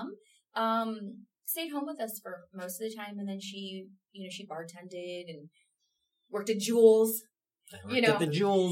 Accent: Fox Lake, Illinois, United States; moved away as an adult; also born or lived in Chicago / New York; I grew up there. I grew up in Fox Lake.

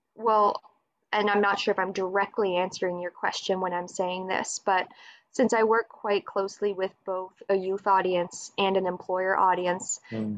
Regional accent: Dartmouth, Nova Scotia, Canada; I'm from Dartmouth, Nova Scotia. So, I'm on the east coast of Canada.

